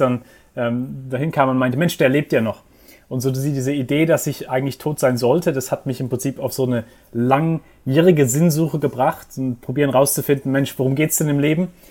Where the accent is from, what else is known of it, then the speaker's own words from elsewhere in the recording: Heidelberg, Baden-Württemberg, Germany; moved away as an adult; also born or lived in England; now in New York, United States; ich bin in Heidelberg aufgewachsen